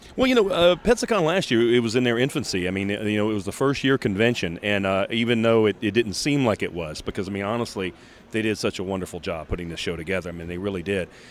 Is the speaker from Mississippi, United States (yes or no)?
yes; Biloxi, Mississippi, United States; I'm from Biloxi, Mississippi, and uh, and for me, this is this is my local show